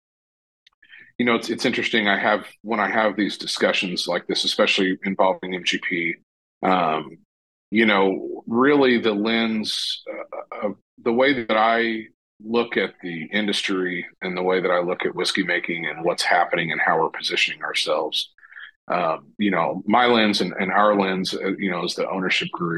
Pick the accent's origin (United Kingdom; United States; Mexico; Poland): United States; Southern Indiana; growing up in Southern Indiana